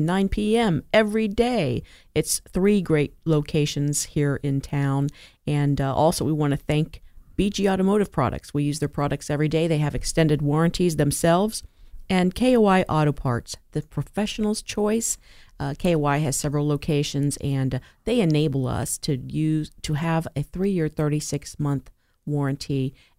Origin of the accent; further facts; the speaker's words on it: Dayton, Ohio, United States; I was born right here in Dayton.